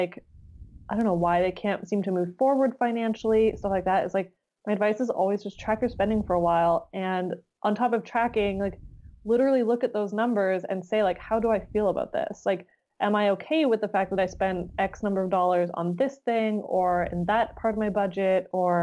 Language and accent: English; Canada; being in Canadian